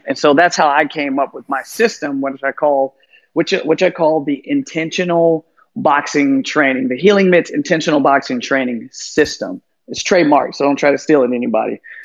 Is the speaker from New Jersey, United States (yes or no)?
no; San Francisco, California, United States; also born or lived in Chicago, Illinois; now in Miami, United States; I'm from San Francisco